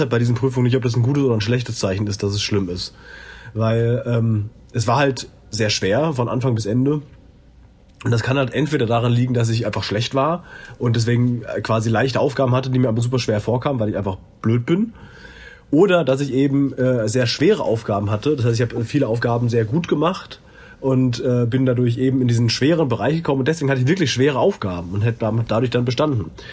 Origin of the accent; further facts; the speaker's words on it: Germany; ich bin Deutscher